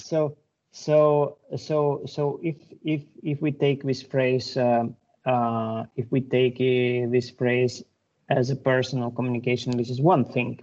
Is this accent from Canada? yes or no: no; Lithuania; I'm from Lithuania.